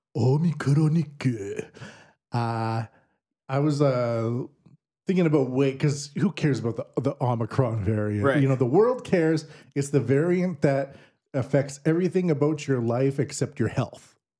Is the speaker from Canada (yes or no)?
yes; Canada; now in Japan; I'm Canadian.